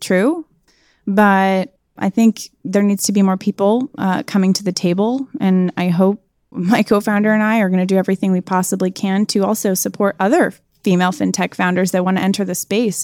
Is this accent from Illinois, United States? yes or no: yes; Chicago, Illinois, United States; moved away as an adult; also born or lived in North Carolina; born and raised in Chicago to two entrepreneurs